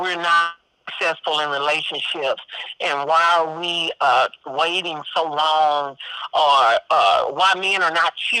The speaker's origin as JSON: {"language": "English", "town": "Dallas", "region": "Texas", "country": "United States", "tie": "born or raised there", "said": "I'm 51 years old. I am originally from Dallas, born and raised."}